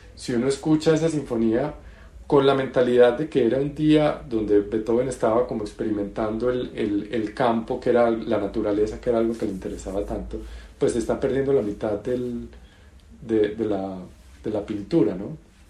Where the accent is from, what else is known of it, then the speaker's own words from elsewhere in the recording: Colombia; yo soy colombiano